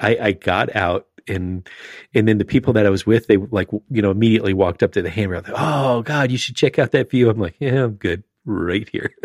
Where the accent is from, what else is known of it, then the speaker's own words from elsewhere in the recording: Florida, United States; as a kid growing up in Florida